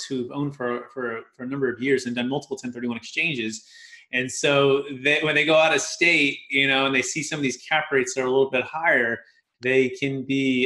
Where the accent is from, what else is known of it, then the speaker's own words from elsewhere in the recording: Fremont, California, United States; I grew up in the Bay Area, Mission, San Jose, Fremont area